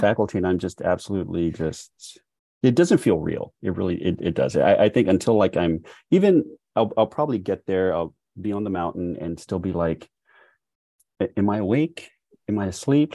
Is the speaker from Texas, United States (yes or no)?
yes; Texas, United States; And then I say, "Texas."